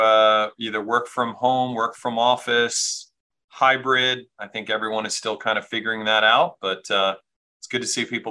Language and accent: English; near Washington D.C., Maryland, United States; now in Baltimore, United States; I'm from Maryland originally, but closer to Washington D.C.